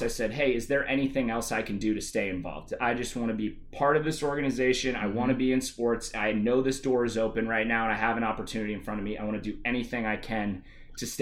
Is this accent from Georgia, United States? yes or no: yes; Atlanta, Georgia, United States; moved away as an adult; also born or lived in Clemson, South Carolina; now in Seattle, United States; my hometown Atlanta